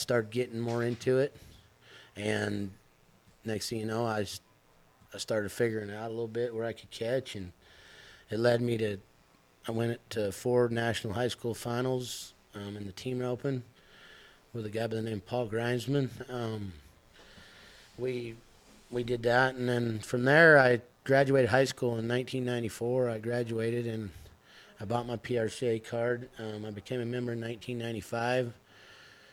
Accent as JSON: {"language": "English", "town": "Rock Springs", "region": "Wyoming", "country": "United States", "tie": "born or raised there", "said": "I grew up in Rock Springs, Wyoming."}